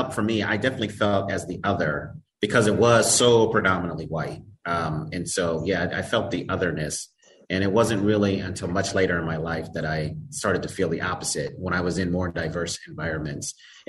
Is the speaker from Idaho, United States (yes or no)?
no; Denver, Colorado, United States; So I was born and raised in Denver, Colorado in the United States, which immediately loses me all street cred on the subject of Southern food, soul food, and barbecue.